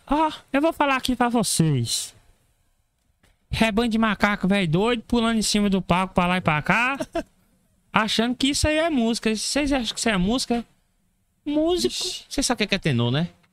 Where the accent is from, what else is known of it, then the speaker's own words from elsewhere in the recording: Barra da Estiva, Bahia, Brazil; Eu sou natural de Bardechiva, Barra da Estiva fica na Chapada Diamantina